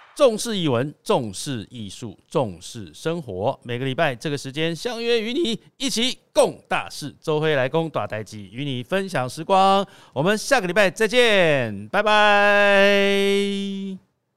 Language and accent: Chinese; Taipei, Taiwan; 我是台北人，哈，从小也是住在台北